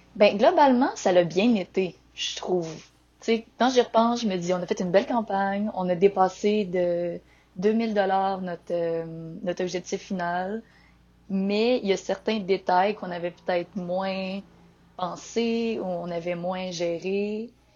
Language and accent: French; Victoriaville, Quebec, Canada; also born or lived in Montreal; je viens de Victoriaville, la ville du développement durable et de la poutine.